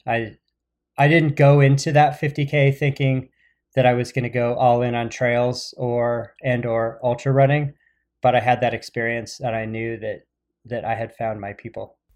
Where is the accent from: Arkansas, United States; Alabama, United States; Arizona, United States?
Arizona, United States; Phoenix; moved away; I grew up in Phoenix